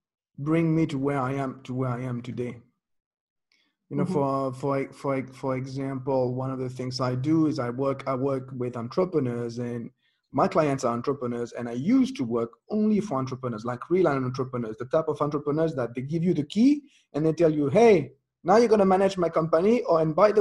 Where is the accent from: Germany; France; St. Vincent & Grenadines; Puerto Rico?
France; born there; English is a second language; I was born in France. I'm not a communist kid like you were.